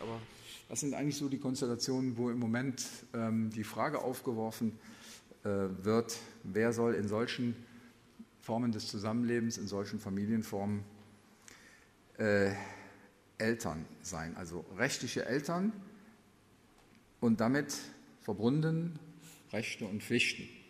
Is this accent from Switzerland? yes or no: no; Germany; bei uns in Deutschland